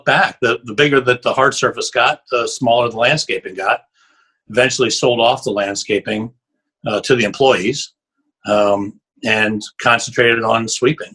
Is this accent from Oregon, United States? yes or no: no; Shippensburg, Pennsylvania, United States; I'm from Shippensburg, Pennsylvania, just south of Harrisburg.